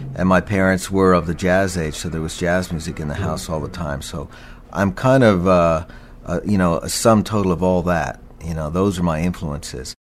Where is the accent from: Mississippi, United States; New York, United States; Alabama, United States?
New York, United States; Westbury; I grew up on Long Island, born in 56